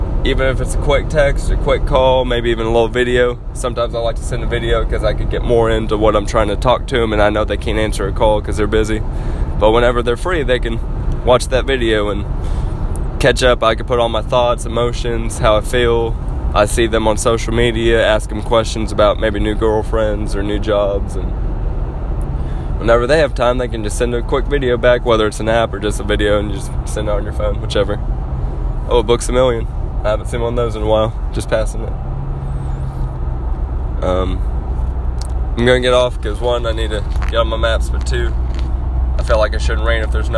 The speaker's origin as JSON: {"language": "English", "region": "Arkansas", "country": "United States"}